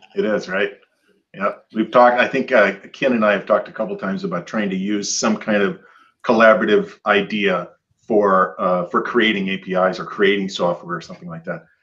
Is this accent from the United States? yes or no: yes; Michigan, United States; I grew up in Michigan, and I have lots of Scandinavian family